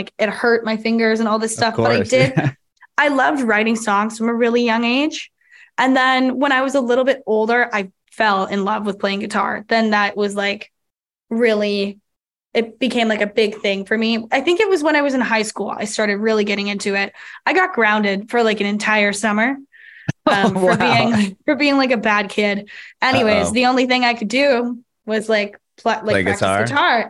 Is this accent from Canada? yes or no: yes; Toronto, Ontario, Canada; we're all from Toronto